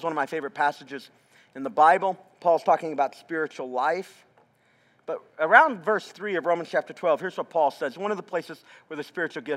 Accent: the South, United States; moved away; I'm from the South. We still do that down there

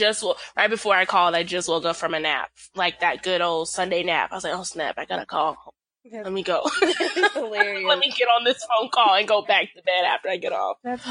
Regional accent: the South, United States; I'm from the South, so I love things about the South.

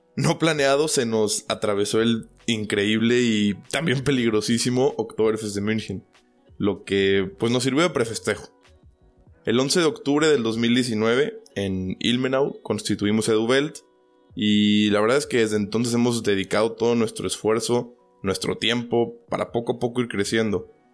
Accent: Guadalajara, Jalisco, Mexico; moved away as an adult; also born or lived in Wiesbaden, Germany; now in Germany; nací en Guadalajara, México

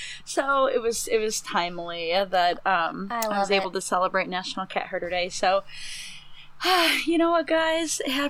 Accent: Northeast Ohio, United States; I grew up in Northeast Ohio.

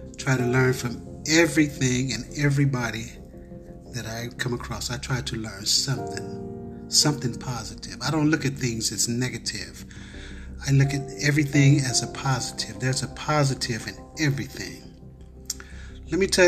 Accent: Cincinnati, Ohio, United States; I was brought out of the universe into a city called Cincinnati, Ohio, which is my hometown.

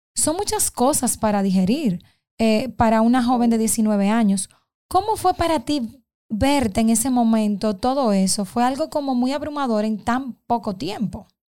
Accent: Dominican Republic; como mujer y como dominicana

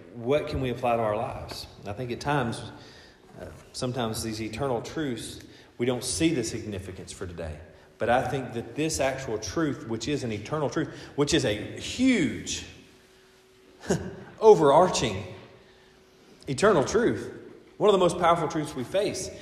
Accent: United States; my citizenship here as an American

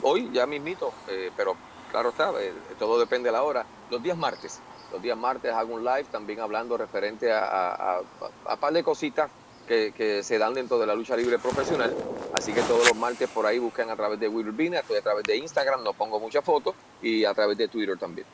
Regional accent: Puerto Rico; yo como, como, puertorriqueño

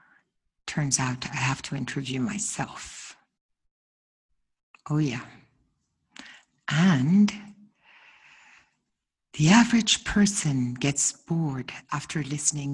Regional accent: Ghana; I'm from Ghana

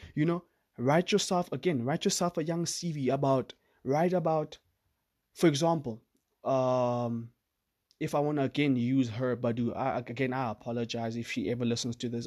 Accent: South Africa; I'm from South Africa

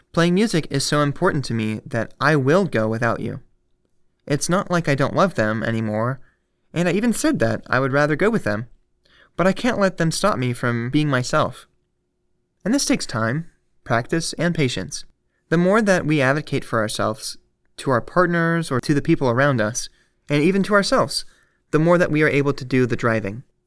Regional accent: United States; As an American

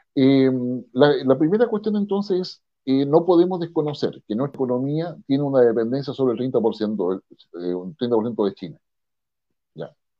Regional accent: Chile

